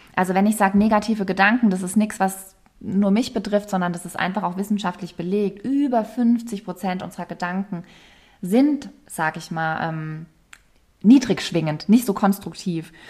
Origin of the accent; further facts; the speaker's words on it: Rhineland-Palatinate, Germany; ich komme ja aus der Pfalz ursprünglich bin da immer auch mit der Weinregion aufgewachsen